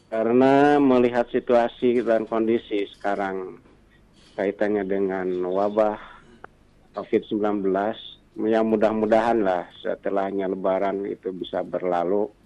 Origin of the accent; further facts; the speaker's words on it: Bandung, West Java, Indonesia; kepada sekaligus kepada orang Bandung karena saya juga asli dari Bandung.